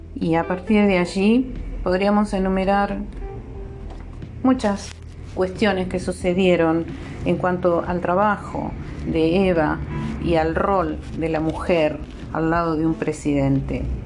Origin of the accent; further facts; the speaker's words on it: Argentina; una mujer hija de obreros de este país